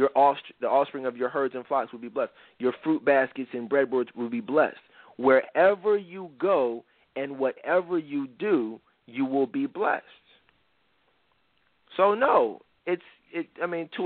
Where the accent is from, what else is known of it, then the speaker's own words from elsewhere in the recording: Philadelphia, Pennsylvania, United States; Philly, my hometown.